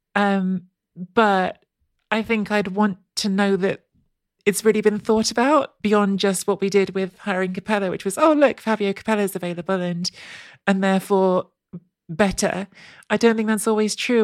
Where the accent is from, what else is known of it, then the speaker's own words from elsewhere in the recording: England, United Kingdom; I grew up in England. Um, I've lived most of my life in England